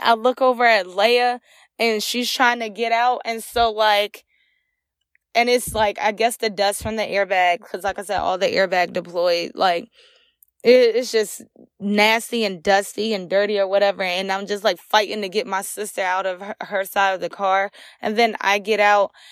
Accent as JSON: {"language": "English", "town": "Ahoskie", "region": "North Carolina", "country": "United States", "moved": "yes", "lives_now": "Virginia, United States", "said": "I'm originally from Ahaski, North Carolina"}